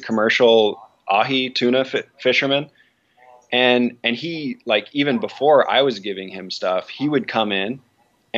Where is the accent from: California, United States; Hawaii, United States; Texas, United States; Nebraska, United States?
Hawaii, United States; also born or lived in Big Island, Hawaii; growing up in Hawaii